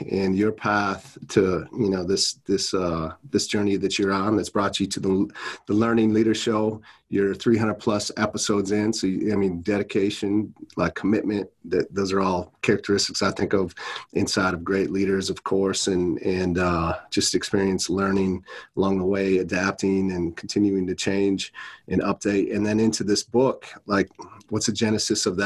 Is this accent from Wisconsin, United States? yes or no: yes; Wisconsin, United States; I'm from Wisconsin originally, so I'm a Packer.